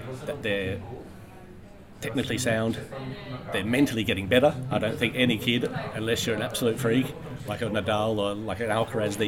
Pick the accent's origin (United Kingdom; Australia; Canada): Australia; as an Australian player